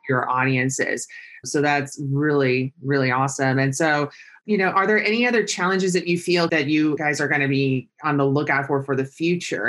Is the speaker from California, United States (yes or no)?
yes; San Luis Obispo, California, United States; I grew up in California, San Luis Obispo